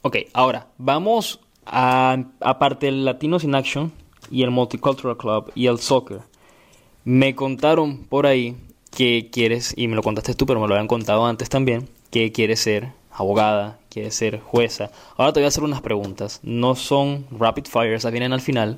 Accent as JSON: {"language": "Spanish", "country": "Venezuela", "moved": "yes", "said": "yo soy de Venezuela"}